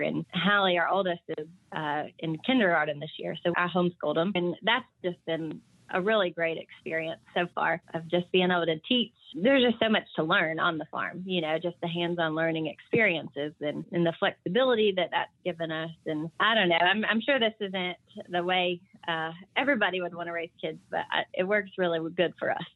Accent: Knoxville, Tennessee, United States; I'm actually from Knoxville in the suburbs

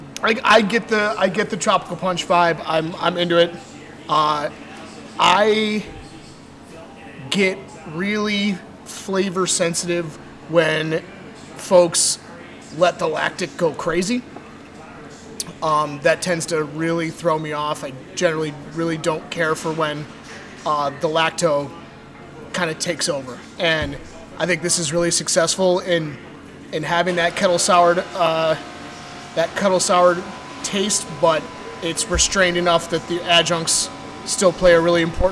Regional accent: Detroit, Michigan, United States; I'm from the Detroit area.

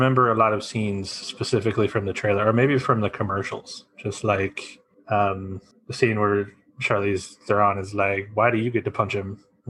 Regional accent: United States; as you know, I'm an American

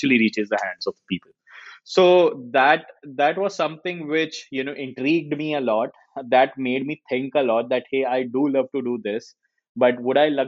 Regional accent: Jaipur, Rajasthan, India; I come from Jaipur

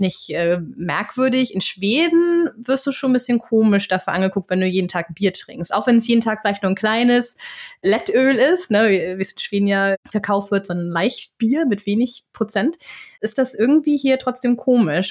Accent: Flensburg, Schleswig-Holstein, Germany; Ich komme ja aus Flensburg, also aus der absoluten Grenzstadt

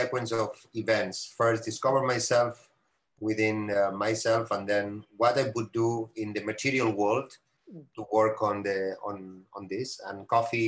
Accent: Barcelona, Catalonia, Spain; now in Auroville, India; I'm coming from Barcelona and coming from Spain, and there, unfortunately, we don't grow coffee.

